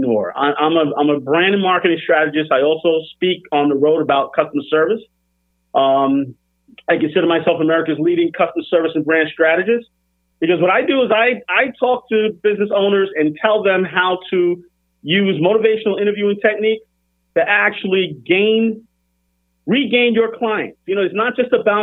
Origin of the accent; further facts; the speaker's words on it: New York City, New York, United States; I was born and raised in the Bronx in New York in the 80s